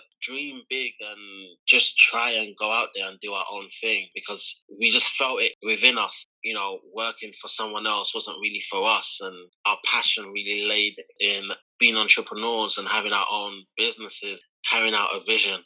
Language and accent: English; Kent, South East England, United Kingdom; also born or lived in London (Elephant and Castle); I was born in London, Guy's Hustle or London Bridge. So I'm a South London boy. Grew up in Elephant and Castle. And my parents were relocated from Nigeria to the UK. So it kind of started with them. And when I was around 7, 8, we kind of moved out of London to Kent